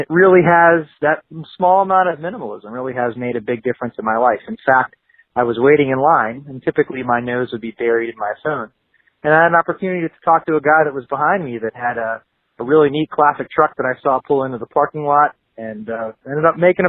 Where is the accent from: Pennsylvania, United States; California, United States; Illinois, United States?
Pennsylvania, United States; Pittsburgh; Hey, Joshua and Ryan … I'm from Pittsburgh, Pennsylvania.